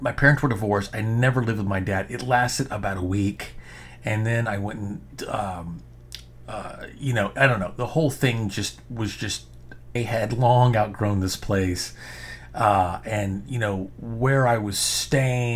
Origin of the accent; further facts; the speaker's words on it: Arkansas, United States; moved away; also born or lived in New York / Texas; I spent 30 years, afraid to admit to people, especially when I lived in New York, that I was from Arkansas